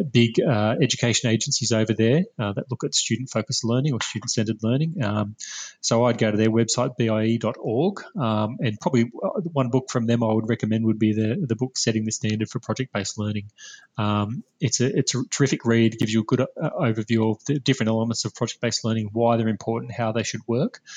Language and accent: English; Australia; share what we're doing as Australian educators